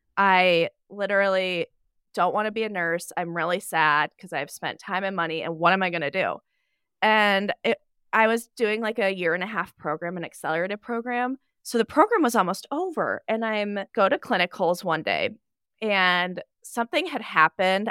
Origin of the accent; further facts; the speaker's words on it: Nebraska, United States; I am from Nebraska. flyover state.